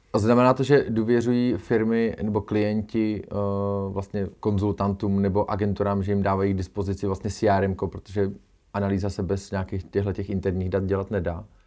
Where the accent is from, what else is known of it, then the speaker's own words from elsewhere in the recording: Czechia; my, jako Češi